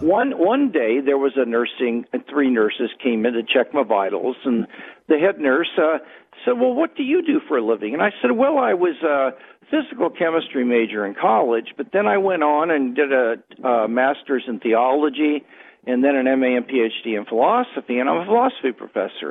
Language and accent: English; Kansas City, United States; now in Southern California, United States; I am from Kansas City originally